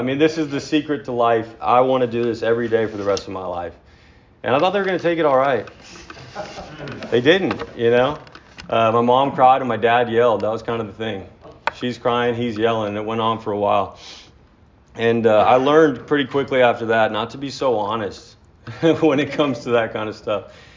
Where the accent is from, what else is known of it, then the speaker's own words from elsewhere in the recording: near Dallas, Texas, United States; I was born in Texas, uh, near outside of Dallas